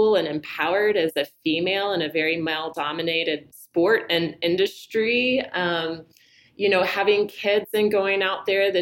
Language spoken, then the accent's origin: English; Southeast, United States; I grew up in the Southeast